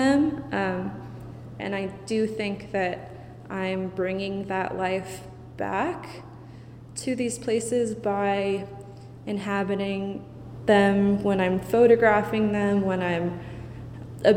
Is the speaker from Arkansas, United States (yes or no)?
no; Amherst, Massachusetts, United States; I grew up in Amherst, Massachusetts